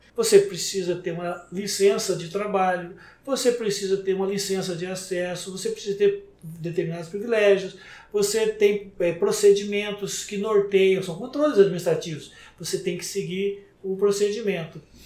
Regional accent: Brazil; porque eu sou brasileiro

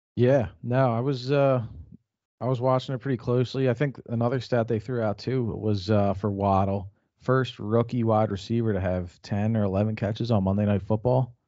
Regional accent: Philadelphia, Pennsylvania, United States; we're from Philadelphia.

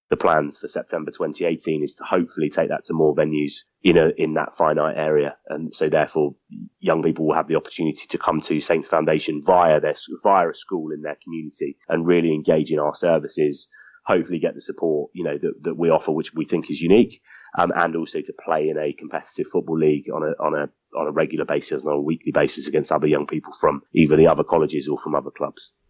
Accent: Southampton, South East England, United Kingdom; I grew up in Southampton

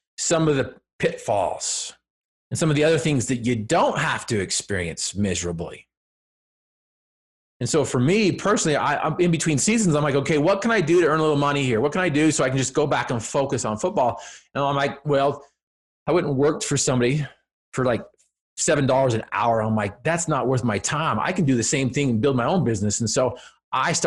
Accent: Cache Valley, Utah, United States; I'm from Cache Valley, up there where, you know, Utah State is

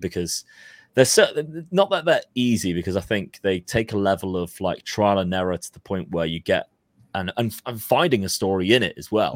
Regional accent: Plymouth, South West England, United Kingdom; we're from Plymouth

